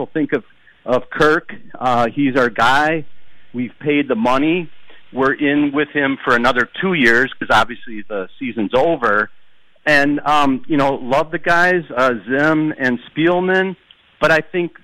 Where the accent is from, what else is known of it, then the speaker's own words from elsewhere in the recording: Minnesota, United States; now in Chicago, United States; I'm calling in from Chicago, 53-year-old. But grew up in Minnesota